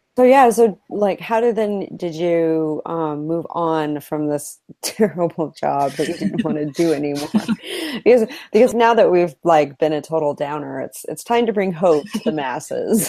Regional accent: Idaho, United States; growing up in Idaho

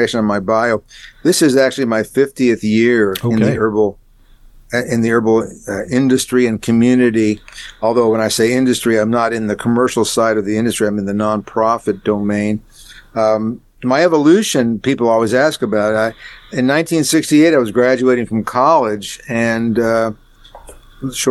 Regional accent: El Paso, Texas, United States; moved away as an adult; also born or lived in Taos, New Mexico; now in Austin, United States; I'm from El Paso, Texas, originally, but I lived in Austin on and off

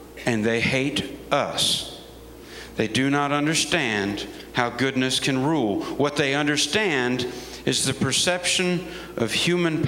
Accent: United States; As an American soldier

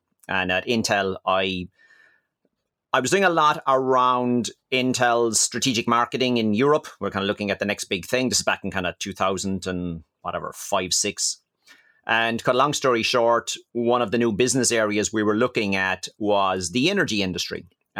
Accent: Ireland; moved away as an adult; now in France; So I'm an Irish guy, and obviously living in France for the last 20 years.

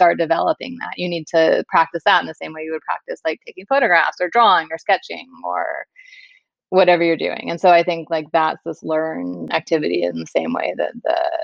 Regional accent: Kansas City, United States; moved away as an adult; also born or lived in New York City / San Francisco; now in Minneapolis, United States; I grew up in Kansas City. I left Kansas City when I was 18.

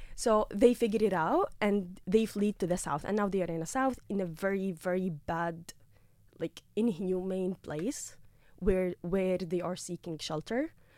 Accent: Gaza, Gaza Strip, Palestine; moved away as an adult; now in Carlow, Ireland; I've been like born and raised in Gaza

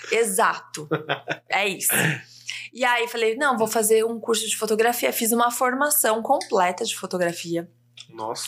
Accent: Ribeirão Preto, São Paulo, Brazil; moved away as an adult; now in São Paulo, Brazil; uma menina do interior de São Paulo, nasci em Ribeirão Preto e morei em Ribeirão, fiz faculdade lá. Daí, com 21 anos, vim para São Paulo.

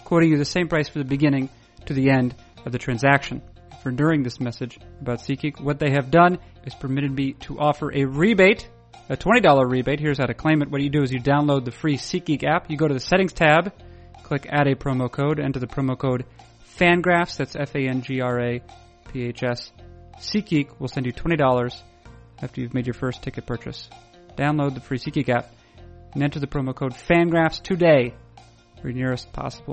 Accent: the East, East Coast, United States; growing up in the East

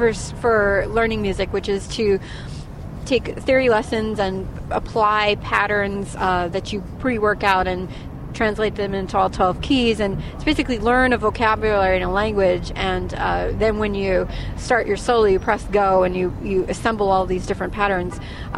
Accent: Torrington, Connecticut, United States; I grew up in Torrington, Connecticut

